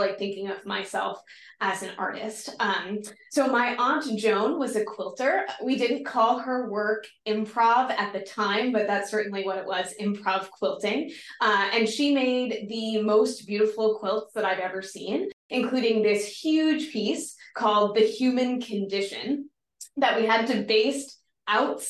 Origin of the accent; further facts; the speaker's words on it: East Coast, United States; moved away as an adult; also born or lived in Chicago; I'm originally from the East Coast.